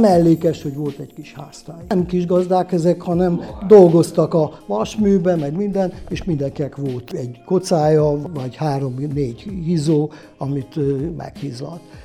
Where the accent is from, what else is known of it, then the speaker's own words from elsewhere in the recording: Budapest, Hungary; moved away as an adult; also born or lived in Mezőfalva; now in Nagykarácsony, Hungary; Pesti létemre, mert én Pesten születtem, anyám is Pesti